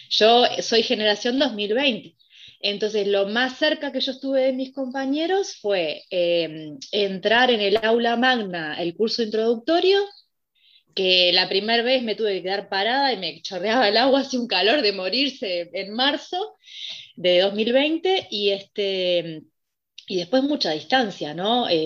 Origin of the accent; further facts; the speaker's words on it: Montevideo, Uruguay; yo soy de acá de Montevideo